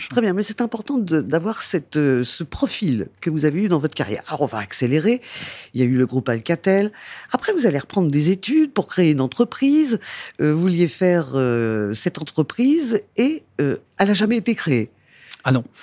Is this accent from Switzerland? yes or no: no; Rennes, Brittany, France; Oui, je suis un breton pure souche.